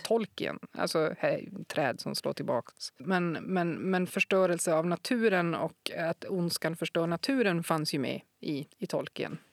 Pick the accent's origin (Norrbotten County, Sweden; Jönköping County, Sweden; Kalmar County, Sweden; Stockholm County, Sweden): Norrbotten County, Sweden; Kiruna; jag är född i Kiruna